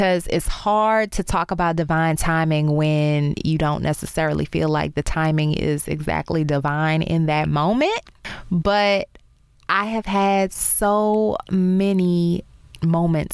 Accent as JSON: {"language": "English", "town": "New Orleans", "region": "Louisiana", "country": "United States", "tie": "born or raised there", "also_born_or_lived": "Baltimore / Chicago / Dallas", "moved": "as an adult", "said": "my hometown of New Orleans"}